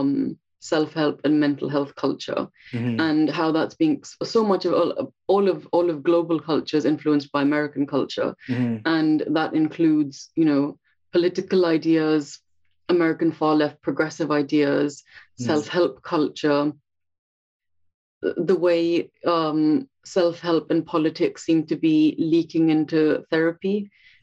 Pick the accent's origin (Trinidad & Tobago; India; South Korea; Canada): India; now in London, United Kingdom; I'm a therapist based in London, England, and I'm originally from India.